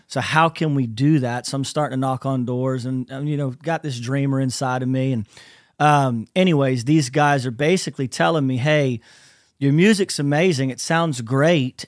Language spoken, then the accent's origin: English; Lakeland, Florida, United States; we're from Central Florida, so I'm in a little city called Lakeland, Florida